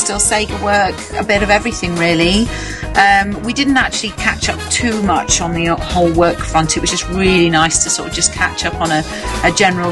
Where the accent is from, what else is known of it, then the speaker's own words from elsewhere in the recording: Yorkshire and the Humber, United Kingdom; accent: Yorkshire; moved away; I'm from Yorkshire